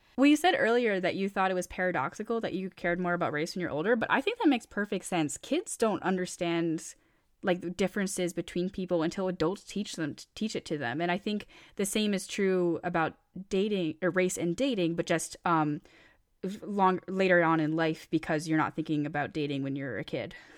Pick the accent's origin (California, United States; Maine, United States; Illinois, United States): Maine, United States; so I grew up in Maine, and for those who don't know, Maine is an extremely white state